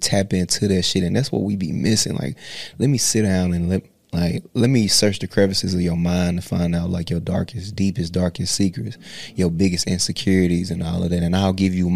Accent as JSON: {"language": "English", "town": "Bolivar", "region": "Tennessee", "country": "United States", "said": "I'm from Bolivar"}